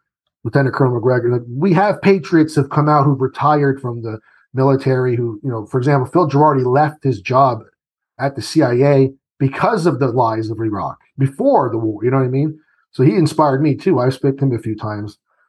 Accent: Italy; born there; I was born in Italy. And so I remember being the American in the, you know, the town that I was

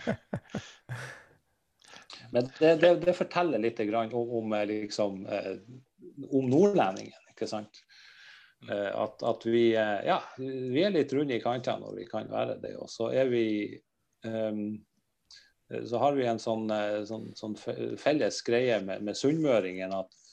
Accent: Northern Norway, Norway; vi er ifra der vi er ifra

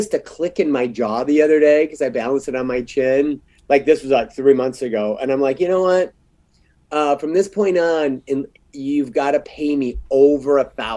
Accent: Michigan, United States; I come from the Mitten State, Michigan

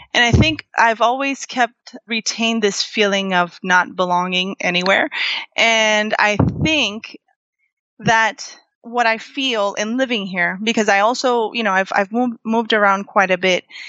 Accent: Florida, United States; moved away as an adult; now in Puerto Rico; I was raised in Florida, where, you know, there are many, many Puerto Ricans

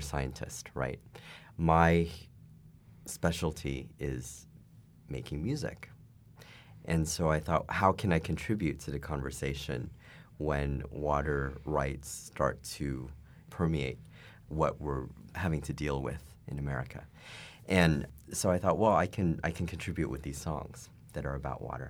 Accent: United States; As an American

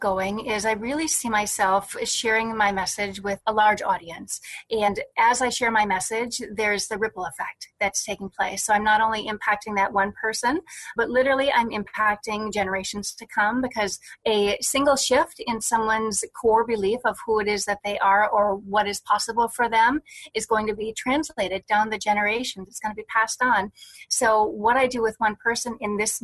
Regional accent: Wisconsin, United States; I was born in Wisconsin

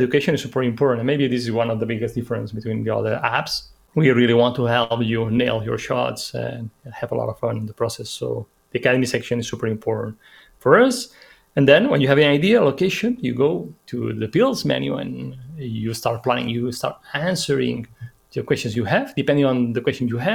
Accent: Menorca, Balearic Islands, Spain; now in Madrid, Spain; I come from Menorca, this little island.

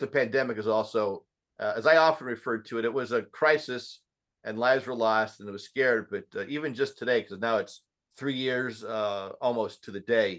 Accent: Colorado, United States; I grew up in Colorado.

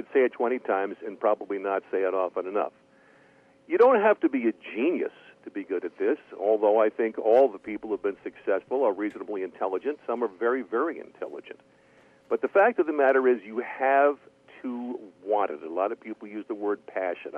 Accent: Bergen County, New Jersey, United States; also born or lived in Queens, New York; I grew up in suburban New York, in Bergen County, New Jersey. I was born in Queens, and we moved over to Jersey when I was five.

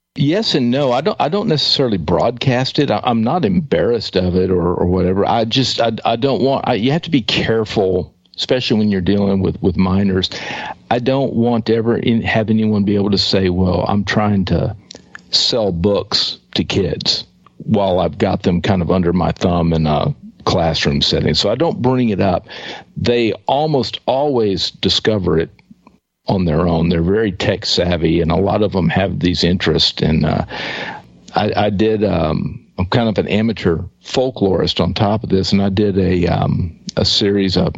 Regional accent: East Texas, United States; I grew up in East Texas

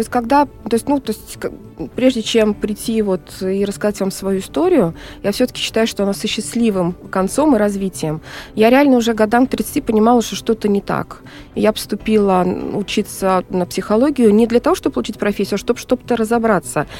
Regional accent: Kazan, Tatarstan, Russia; мы с Волги, э, из Казани, волжские немцы

